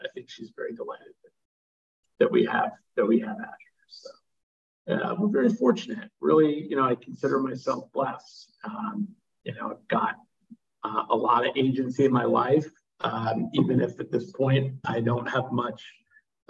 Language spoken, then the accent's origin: English; Dallas, Texas, United States; moved away as an adult; also born or lived in New York City, New York / Connecticut; now in Spain; growing up in Dallas, going to high school there